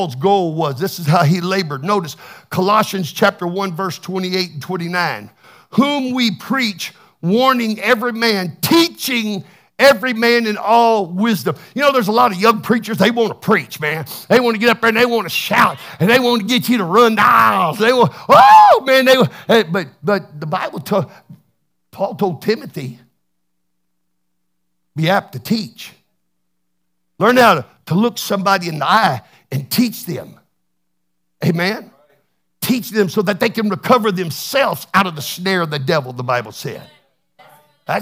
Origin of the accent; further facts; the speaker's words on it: Texas, United States; I'm from Texas